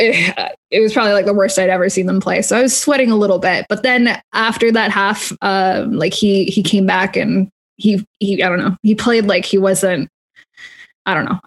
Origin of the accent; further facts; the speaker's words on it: Canada; moved away; I'm originally from Canada.